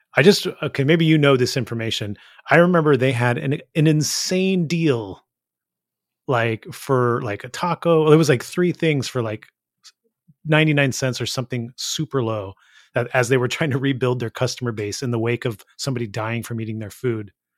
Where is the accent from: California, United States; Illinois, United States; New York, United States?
California, United States; Gilroy; growing up in Gilroy